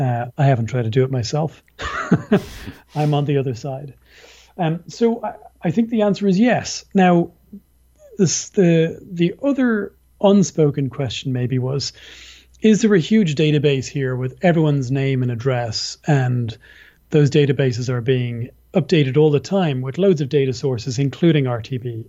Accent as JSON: {"language": "English", "country": "Ireland", "also_born_or_lived": "Dublin", "said": "I'm an Irish person. I live in Dublin, in Ireland."}